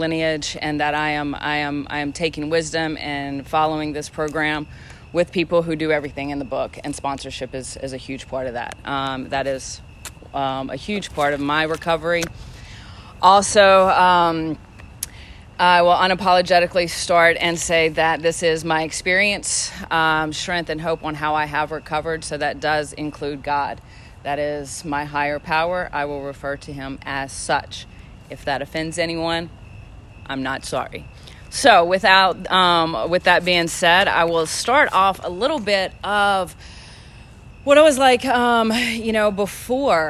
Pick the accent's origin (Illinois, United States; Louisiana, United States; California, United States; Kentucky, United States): Louisiana, United States; moved away; I am from Louisiana